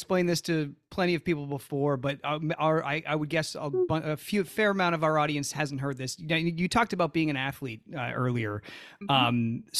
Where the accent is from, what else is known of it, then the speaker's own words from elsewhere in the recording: New Hampshire, United States; also born or lived in Massachusetts; So growing up in Massachusetts, I'm a New Hampshire boy, by the way.